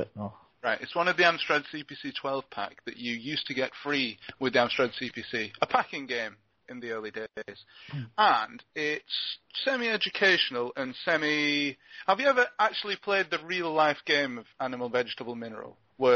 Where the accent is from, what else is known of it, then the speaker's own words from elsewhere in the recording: Glasgow, Scotland, United Kingdom; I didn't grow up in Patrick. I grew up in Partick.